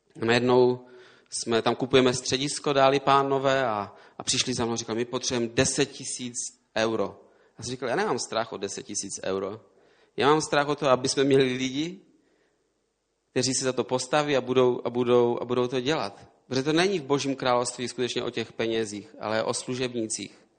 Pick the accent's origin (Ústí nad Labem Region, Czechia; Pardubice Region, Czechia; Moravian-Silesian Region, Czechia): Moravian-Silesian Region, Czechia; Český Těšín; also born or lived in Prague; now in near Prague, Czech Republic; Já jsem z Těšína tam jsem se narodil